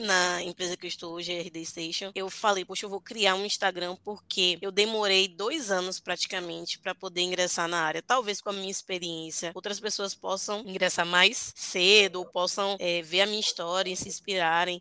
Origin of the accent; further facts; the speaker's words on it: Bahia, Brazil; eu sou da Bahia, só estudava na Bahia, só trabalhava na Bahia